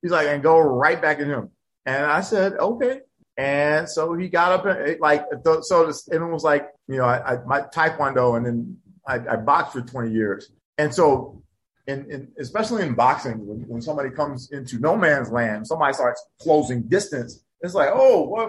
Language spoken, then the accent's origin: English; Hampton, Virginia, United States; I grew up in Hampton. Okay. Like from sixth grade to college.